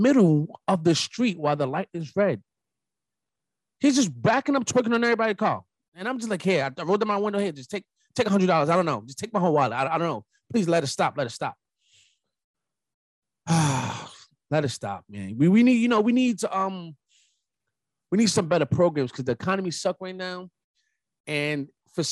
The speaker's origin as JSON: {"language": "English", "town": "New York City", "region": "New York", "country": "United States", "said": "as a New Yorker"}